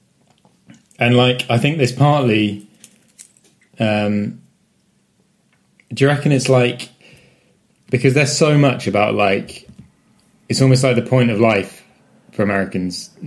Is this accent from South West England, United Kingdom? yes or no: yes; West Country, South West England, United Kingdom; we're from the West Country, so we're from the home of cheddar